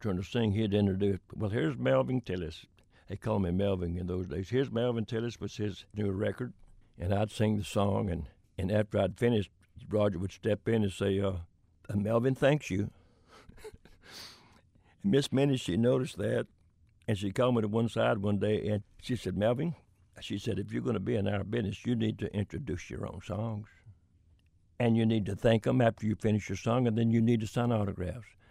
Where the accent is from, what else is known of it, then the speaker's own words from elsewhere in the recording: Pahokee, Florida, United States; moved away; also born or lived in Nashville; Palm Beach County, where I'm from. And I'm from Pahokee